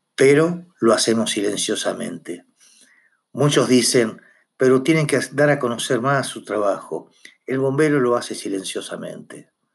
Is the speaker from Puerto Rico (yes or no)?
no; Argentina; somos conscientes que somos argentinos